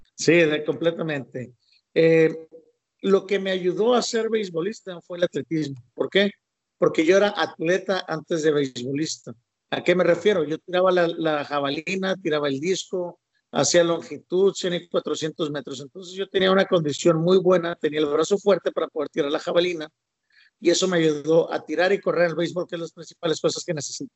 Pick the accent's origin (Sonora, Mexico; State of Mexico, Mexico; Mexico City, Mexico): Sonora, Mexico; Ciudad Obregón; yo soy de Obregón, Sonora